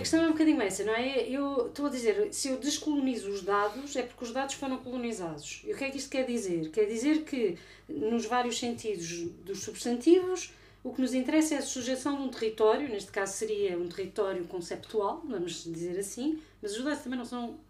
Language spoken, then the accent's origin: Portuguese; Portugal; eu sou portuguesa.